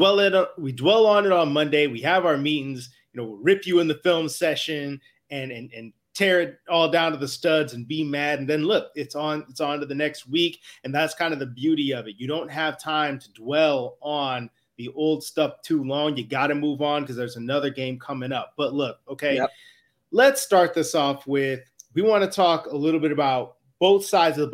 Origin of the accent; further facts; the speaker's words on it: Chicago, Illinois, United States; moved away; I'm out from the Chicago area originally